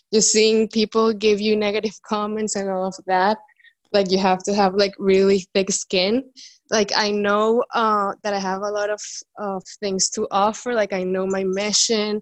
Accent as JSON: {"language": "English", "country": "Venezuela", "moved": "yes", "lives_now": "Dominican Republic", "said": "I'm in the Dominican Republic, but I'm from Venezuela"}